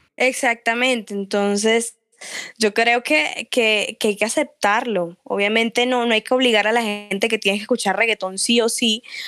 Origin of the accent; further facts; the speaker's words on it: Barranquilla, Atlántico, Colombia; first language Spanish; Soy súper costeña, amo de, de, donde vengo, lo que soy, colombiana, barranquillera